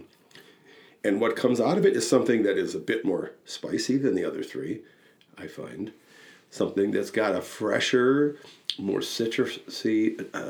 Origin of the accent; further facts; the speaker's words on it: Wisconsin, United States; I'm from Wisconsin